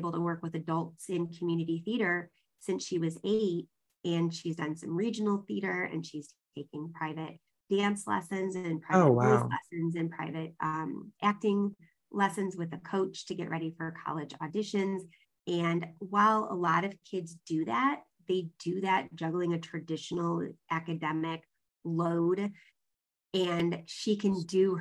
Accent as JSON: {"language": "English", "region": "Southern California", "country": "United States", "tie": "born or raised there", "moved": "yes", "said": "I lived in Southern California for about 10 years in junior high and high school"}